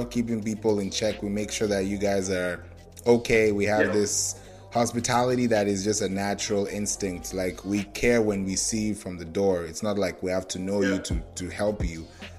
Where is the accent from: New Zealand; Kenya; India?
Kenya; also born or lived in Nigeria / Orlando, United States / Houston, United States / Atlanta, United States; now in Georgia, United States; Oh, no, I'm not originally from Georgia. I'm originally from Nigeria. And I grew up in Kenya, and I've also lived in Orlando, to be precise. I've also lived in Houston, and I've also lived in Atlanta, Georgia. So I've lived in the big cities all my life